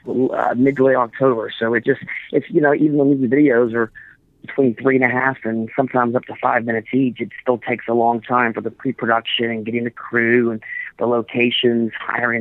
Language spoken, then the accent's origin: English; Nashville, Tennessee, United States; I'm originally from Nashville, Tennessee